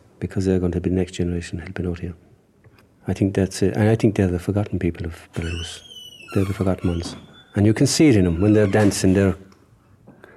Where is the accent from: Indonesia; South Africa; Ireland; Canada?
Ireland; Kerry, Munster; I'm from Kerry